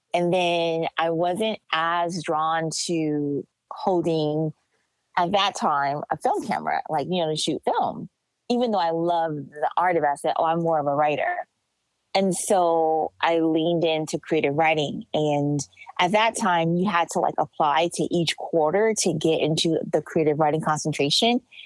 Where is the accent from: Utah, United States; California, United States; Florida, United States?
California, United States; Los Angeles; I'm from Los Angeles